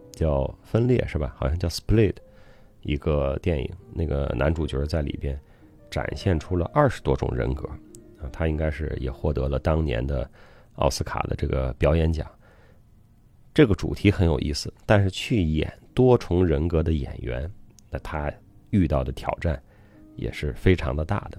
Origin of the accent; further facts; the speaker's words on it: Zhuozhou, Hebei, China; 我的老家啊，河北涿州